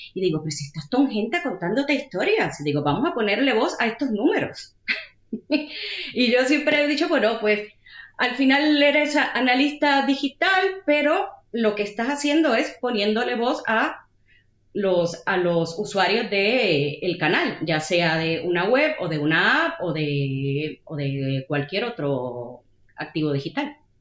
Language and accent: Spanish; Puerto Rico; moved away as an adult; now in Madrid, Spain; yo soy de Puerto Rico. Y llegué a Madrid en el año 2007 a hacer un máster.